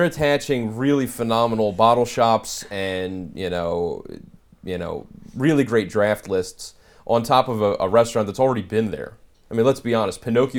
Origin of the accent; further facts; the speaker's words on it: Philadelphia, Pennsylvania, United States; I'm actually Philly.